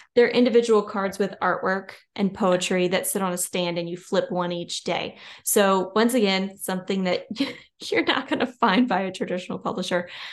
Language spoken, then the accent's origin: English; Louisiana, United States; I'm from Louisiana.